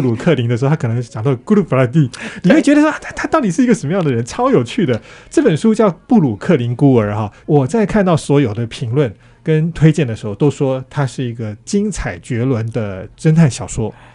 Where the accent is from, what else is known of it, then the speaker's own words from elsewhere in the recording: Taiwan; 我们台湾人